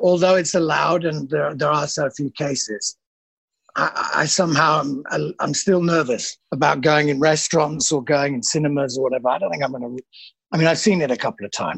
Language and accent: English; Leeds, Yorkshire and the Humber, United Kingdom; moved away as an adult; now in Berlin, Germany; I'm from Leeds, obviously, originally.